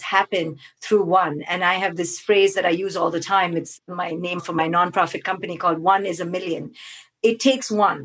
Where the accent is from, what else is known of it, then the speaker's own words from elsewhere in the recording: India; growing up in India